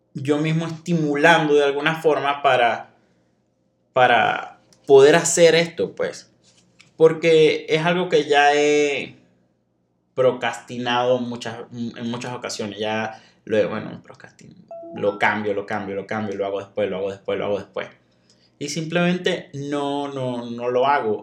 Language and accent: Spanish; Venezuela; moved away as an adult; also born or lived in Monterrey, Mexico; now in Saltillo, Mexico; Yo soy de Venezuela